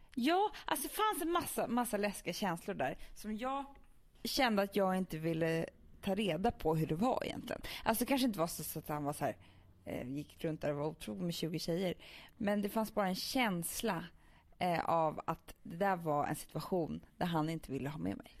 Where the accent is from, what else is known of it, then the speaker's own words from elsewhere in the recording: Stockholm, Stockholm County, Sweden; vi som är stockholmare